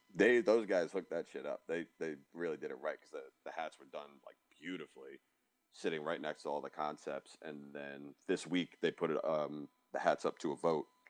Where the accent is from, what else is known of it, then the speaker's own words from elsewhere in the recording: Cary, North Carolina, United States; also born or lived in New York; now in Raleigh, United States; originally from New York, but we've been here since I was ten. So um, like more North Carolinian